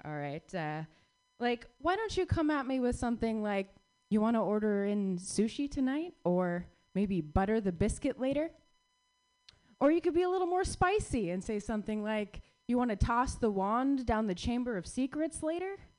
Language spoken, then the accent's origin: English; Phoenix, Arizona, United States; my hometown favorite, Long Wongs. I drove past Long Wongs, or I rode past Long Wongs rather, for 16 years in Phoenix, Arizona